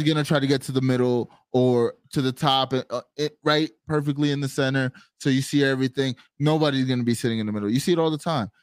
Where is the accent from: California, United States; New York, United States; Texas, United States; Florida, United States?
Florida, United States; I'm from Florida